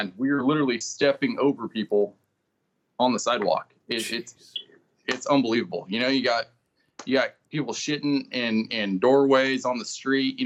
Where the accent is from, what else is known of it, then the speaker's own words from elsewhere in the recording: Central Valley, California, United States; I'm from the Central Valley